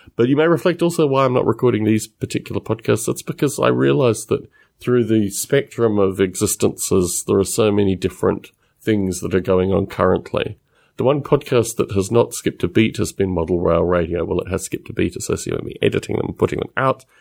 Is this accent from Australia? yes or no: yes; Australia; accent: Australian-esque; my accent